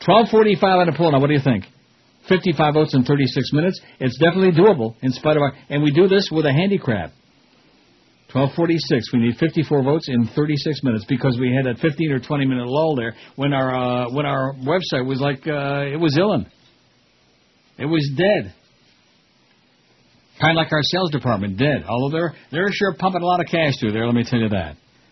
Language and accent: English; New York, United States; Yeah, I'm from New York.